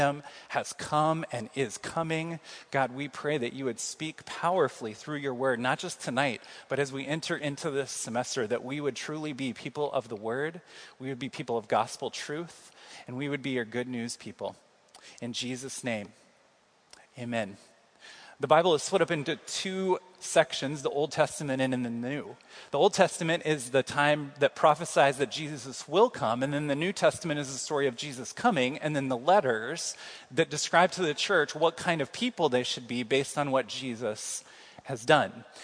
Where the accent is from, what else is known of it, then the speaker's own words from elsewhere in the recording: Kansas City, United States; moved away as an adult; now in Iowa City, United States; I'm from Kansas City, and in Kansas City, I kind of know where everything is